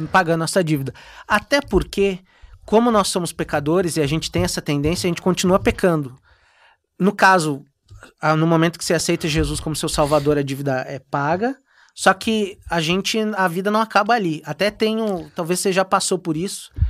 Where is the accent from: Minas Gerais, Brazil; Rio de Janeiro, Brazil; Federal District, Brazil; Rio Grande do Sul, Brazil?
Rio Grande do Sul, Brazil; Viamão; pro pessoal de Viamão, lá da minha igreja, onde eu me criei, cresci